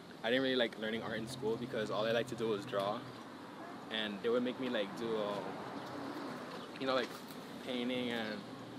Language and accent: English; Miami, Florida, United States; I was born in Miami, born and raised out there.